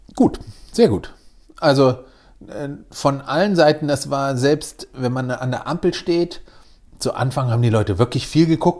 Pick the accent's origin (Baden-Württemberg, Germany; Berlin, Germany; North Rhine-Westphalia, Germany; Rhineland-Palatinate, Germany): North Rhine-Westphalia, Germany; between Cologne and Düsseldorf; now in Wiesbaden, Germany; Ich bin genau zwischen Köln und Düsseldorf aufgewachsen.